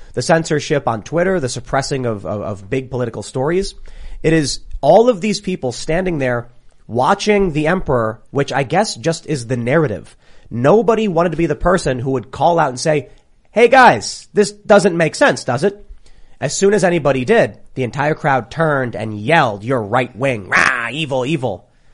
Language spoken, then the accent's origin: English; Chicago, Illinois, United States; growing up in, in, in Chicago